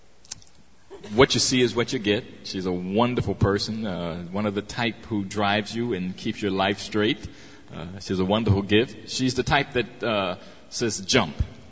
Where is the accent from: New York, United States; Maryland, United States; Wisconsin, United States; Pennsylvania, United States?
Pennsylvania, United States; Philadelphia; I was born here in the States, Philadelphia, PA